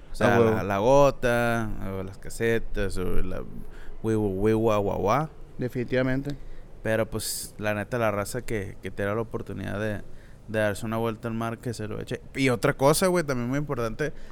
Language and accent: Spanish; Culiacán, Sinaloa, Mexico; como somos de Culiacán, pues tenemos muy cerca la playa de, de Altata, ¿no?